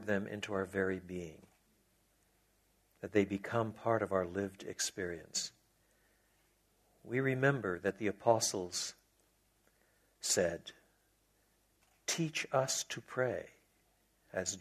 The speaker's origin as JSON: {"language": "English", "region": "Quebec", "country": "Canada", "tie": "born or raised there", "said": "I was brought up in French Canada, so it was a bilingual home. We learned to pray in English and French"}